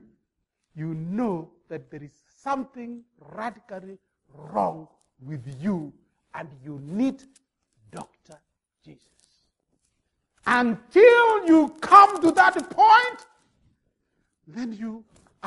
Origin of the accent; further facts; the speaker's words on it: Kenya; now in Minnesota, United States; I come from Kenya